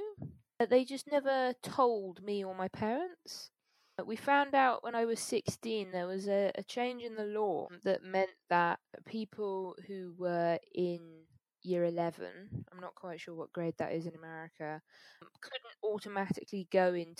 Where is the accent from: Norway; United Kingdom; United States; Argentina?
United Kingdom; London; also born or lived in Manchester; I am from the UK. I was born in London.